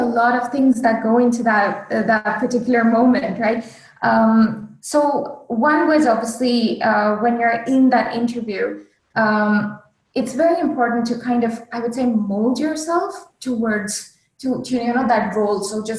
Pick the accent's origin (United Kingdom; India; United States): India; accent: Indian; English is a second language; Another thing that I worked on was neutralizing my accent. So if you hear an Indian, if you hear a native Indian speaker, it's a very heavy accent.